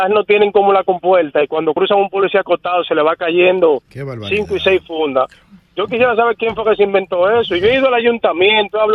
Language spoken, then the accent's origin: Spanish; Tamayo, Bahoruco, Dominican Republic; now in Puñal, Dominican Republic; Aunque vivo en Puñal, yo soy de Tamayo.